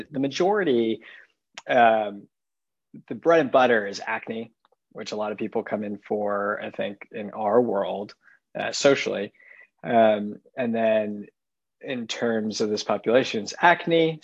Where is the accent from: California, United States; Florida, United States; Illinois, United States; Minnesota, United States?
California, United States; San Francisco; moved away as an adult; also born or lived in Los Angeles / East Coast; now in Chicago, United States; And so I grew up in California, grew up in San Francisco, went to school in LA, and then went out to the East Coast for medical school. And then now I'm in Chicago.